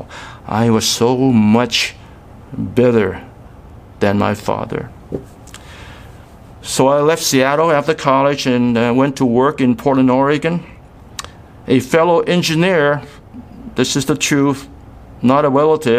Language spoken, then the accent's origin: English; Hong Kong; moved away; also born or lived in Guangzhou, China; my mother took my brother and me to Hong Kong to be reunited with my father. My two younger sisters were born in Hong Kong. And while in Hong Kong, I had my first exposure to the gospel, to Christianity. I attended a grade school sponsored by the Hong Kong Anglican Church